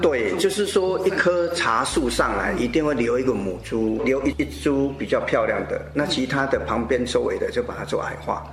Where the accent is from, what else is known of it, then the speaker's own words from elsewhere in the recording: Mingjian, Nantou County, Taiwan; 我们那边是离日月潭很近，然后南投是一个观光景点